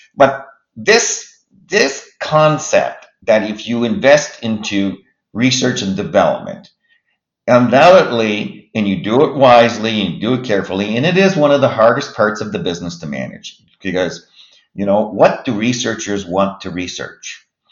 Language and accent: English; Halifax, Nova Scotia, Canada; also born or lived in Moncton, New Brunswick / Montreal, Quebec; I grew up in Halifax, Dartmouth, for all practical purposes